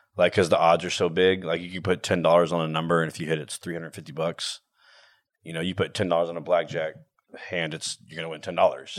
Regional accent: Houston, Texas, United States; I'm from Houston

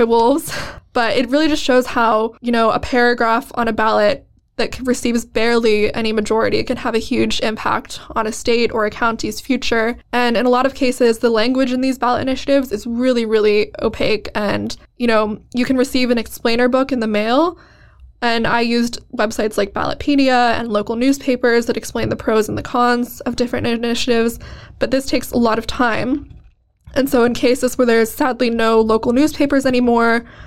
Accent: Colorado, United States; Colorado, which is my home state

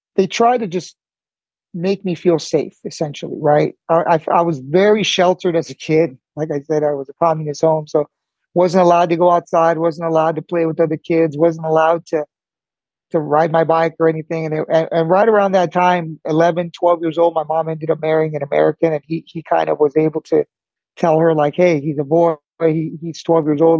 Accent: El Monte, California, United States; also born or lived in Cuba; i grew up in california basically my whole life

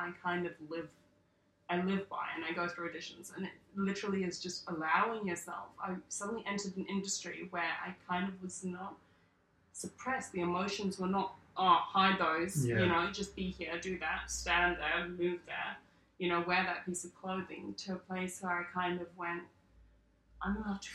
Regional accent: South Africa; now in Sydney, Australia; grew up in South Africa

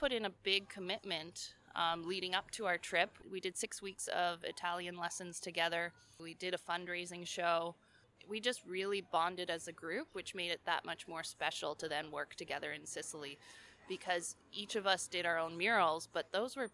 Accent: Ontario, Canada; moved away as an adult; also born or lived in British Columbia; I grew up in Ontario and there's no mountains

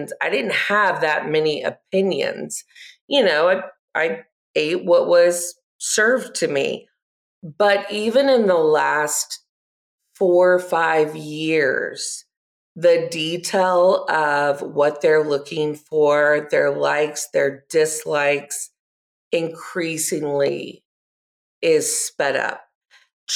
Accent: Gwinnett County, Georgia, United States; I grew up in Gwinnett County

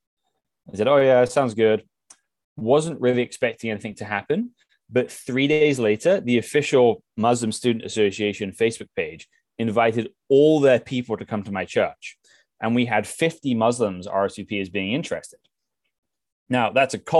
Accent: England, United Kingdom; moved away as an adult; now in Seattle, United States; I grew up in England

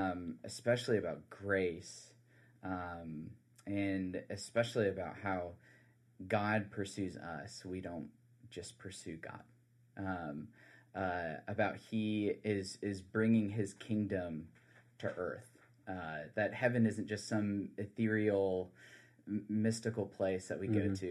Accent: South Carolina, United States; I'm originally from the Low Country of South Carolina.

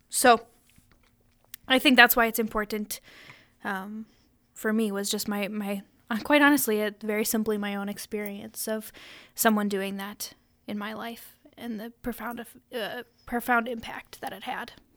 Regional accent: Sioux Falls, South Dakota, United States; I'm from Sioux Falls

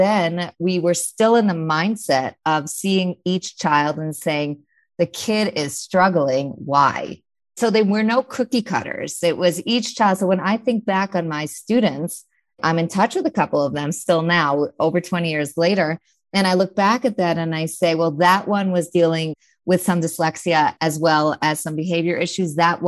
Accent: New York, United States; I'm a New Yorker, mom of 6 remarkable kids.

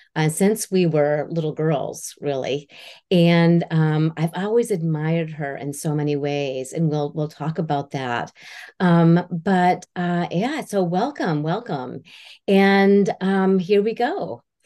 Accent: Houlton, Maine, United States; also born or lived in Vermont; we grew up in Halton, Maine

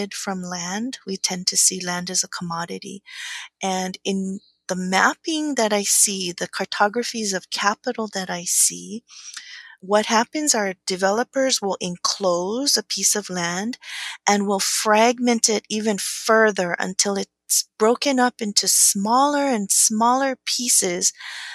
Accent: Pukalani, Hawaii, United States; also born or lived in Berkeley; I grew up on Maui, in Pukalani, that's upcountry on the slopes of Haleakala.

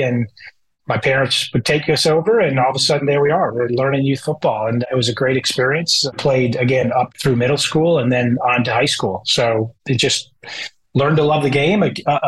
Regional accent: Bethesda, Maryland, United States; moved away as an adult; also born or lived in Ann Arbor, Michigan / New Hampshire / Massachusetts / Atlanta, Georgia; now in Indianapolis, United States; I was born in Ann Arbor, Michigan, and grew up most of my life in Maryland, in the Kensington, Bethesda area

